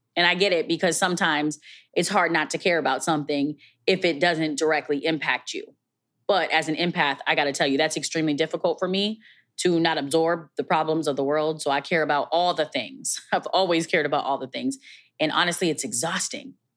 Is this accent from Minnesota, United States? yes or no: yes; Minneapolis, Minnesota, United States; based in my hometown, Minneapolis, Minnesota.